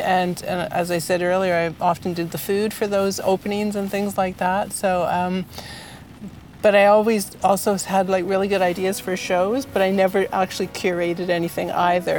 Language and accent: English; Peterborough, Ontario, Canada; I grew up in Peterborough, Ontario